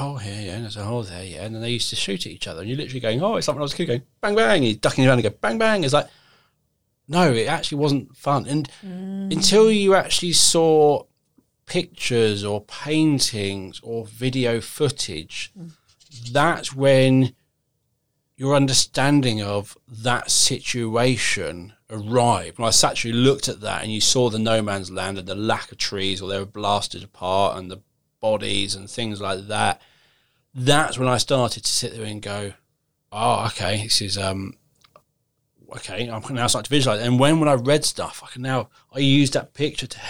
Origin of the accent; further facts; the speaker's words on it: Croydon, London, United Kingdom; I grew up in Croydon